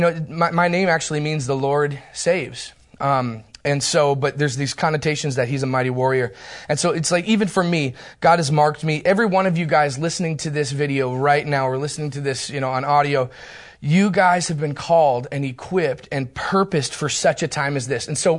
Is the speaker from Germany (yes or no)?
no; Turkey; born there; I was born in Turkey, the nation of Turkey, which explains a lot, actually.